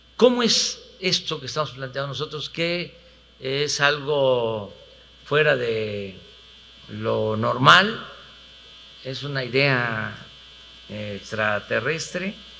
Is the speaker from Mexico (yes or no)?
yes; Tabasco, Mexico; yo soy de la República del Chocolate